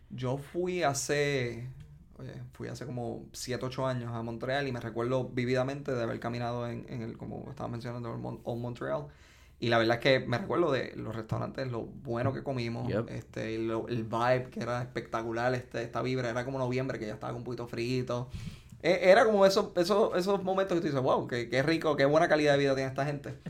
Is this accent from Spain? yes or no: no; Ponce, Puerto Rico; soy de Ponce, tengo 33 años, me gradué del Colegio Ponceño.